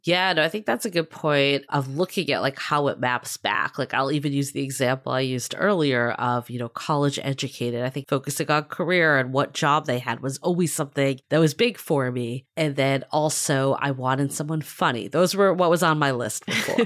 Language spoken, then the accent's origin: English; Boston, Massachusetts, United States; I grew up in Boston